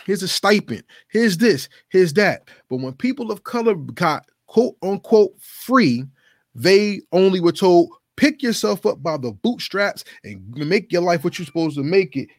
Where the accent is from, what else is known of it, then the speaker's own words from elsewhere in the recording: New Jersey, United States; my home state, which is New Jersey.